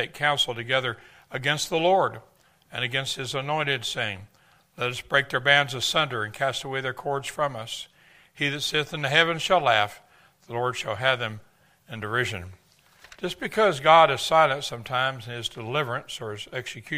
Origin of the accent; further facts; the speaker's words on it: Texas, United States; I'm from Texas